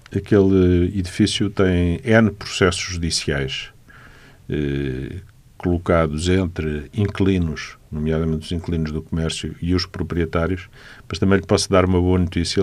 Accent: Lisbon, Portugal; Eu nasci em Lisboa, nasci no bairro Alto, eh, estudei em Lisboa, trabalhei sempre em Lisboa

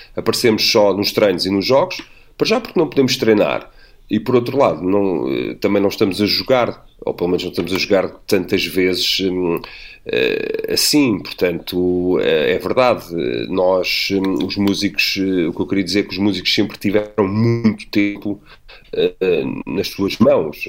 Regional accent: Amadora, Lisbon, Portugal; venho da Brandoia, como cresci lá

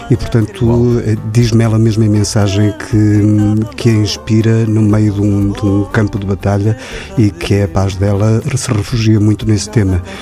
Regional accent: Cape Verde; A minha terra também é Cabo Verde, sem dúvida.

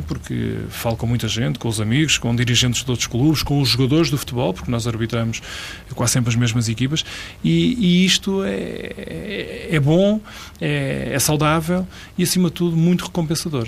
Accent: Lordelo, Portugal; em Lordelo, que é de onde eu sou

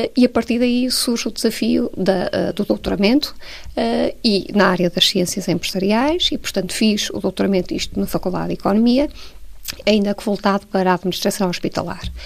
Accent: Porto, Norte, Portugal; nasci no Porto, uh, estudei no Porto, vivi e vivo no Porto

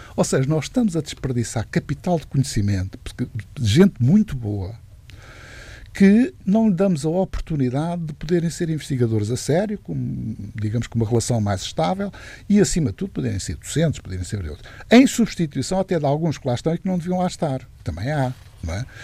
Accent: near Lisbon, Portugal; Nasci, nasci aqui bem perto de Lisboa

